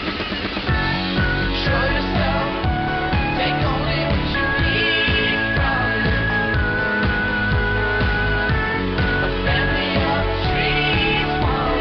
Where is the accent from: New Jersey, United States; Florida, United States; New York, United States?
New Jersey, United States; Essex County; I grew up in Essex County. My parents still live in the same house from 39 years ago